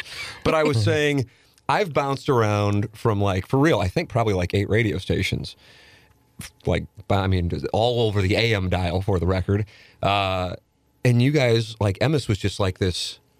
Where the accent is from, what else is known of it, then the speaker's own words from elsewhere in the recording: St. Louis, Missouri, United States; I'm a Southside guy. I grew up on Tam Avenue. My family still lives there, like a half mile from DeBerg.